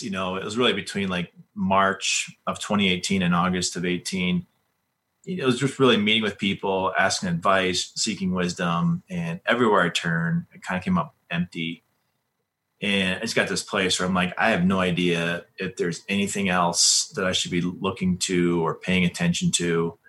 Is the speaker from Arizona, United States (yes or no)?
no; Colorado, United States; And of course, you know, we're from Colorado and we know all about Young Life here and this organization.